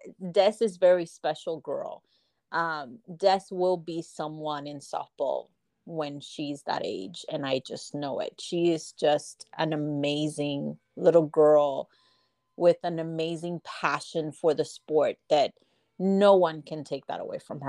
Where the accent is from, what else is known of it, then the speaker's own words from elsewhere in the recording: Puerto Rico; Oh, I miss home so much. I get to go. I try to go, you know, at least once a year. Or every other year. I do have my grandparents there and some family as well. I grew up with softball because my mom was part of the Puerto Rico nati